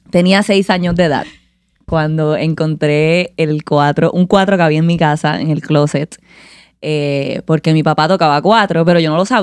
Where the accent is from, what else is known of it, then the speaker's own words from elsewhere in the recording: Caguas, Puerto Rico; also born or lived in Vega Alta, Puerto Rico; soy de Caguas, Puerto Rico. Eh, crecí en esa área de Caguas, Curao, Comerío